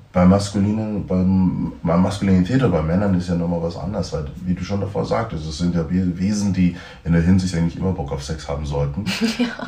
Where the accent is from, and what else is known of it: Germany; born or raised there